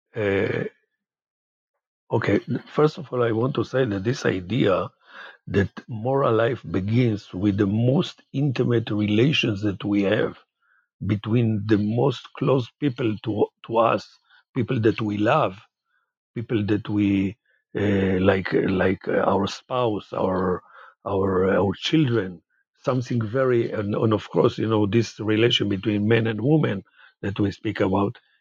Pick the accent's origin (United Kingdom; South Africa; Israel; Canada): Israel; Jerusalem, Jerusalem District; also born or lived in Haifa; I was born in Haifa and grew up in Jerusalem.